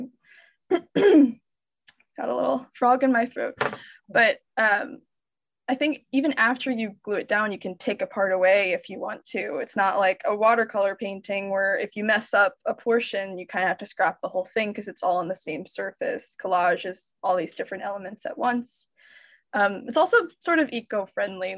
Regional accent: Pennsylvania, United States; moved away as an adult; also born or lived in New York City; I grew up in Pennsylvania, so I'm originally from a small mushroom farming town.

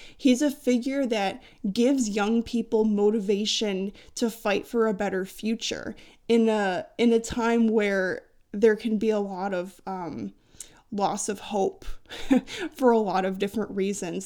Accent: United States

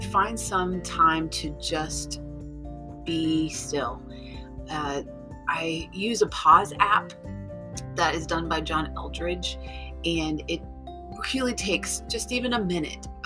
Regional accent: Ecuador; two of my dear friends that I grew up with in Ecuador. They actually lived in my uh, apartment building

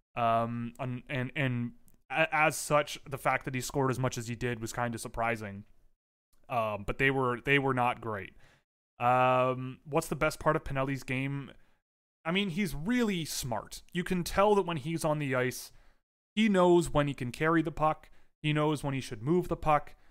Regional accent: Canada; We are extraordinarily Canadian

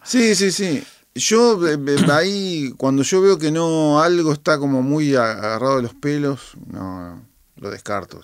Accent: Argentina; also born or lived in Boston; mi esencia como, como, como argentino

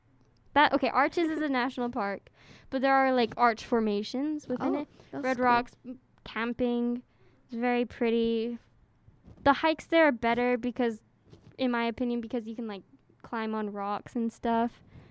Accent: Salt Lake City, Utah, United States; my hometown. {S2} Yes. {S3} Salt Lake City. I think it's a really nice, like, cute little place.

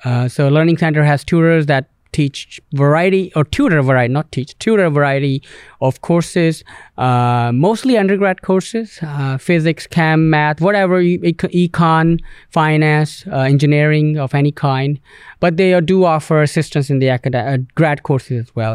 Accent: Canada; moved away; being from English-speaking country, Canada

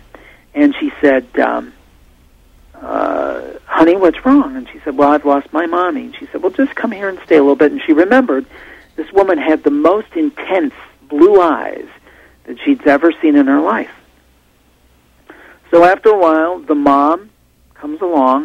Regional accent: Ohio, United States; I'm from Ohio, and she's from the same area of Ohio as I am

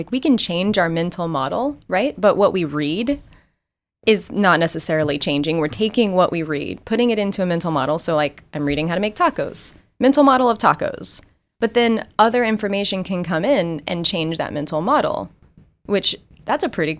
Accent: Texas, United States; I'm from Texas, and so tacos are just my comfort food.

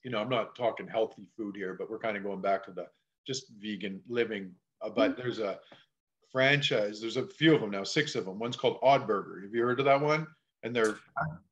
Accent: Saskatchewan, Canada; moved away; I come from Saskatchewan, right? I don't know if you know where that is in Canada

